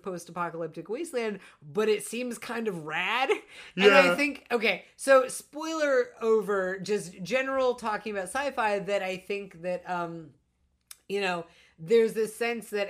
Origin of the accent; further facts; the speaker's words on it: United States; as an American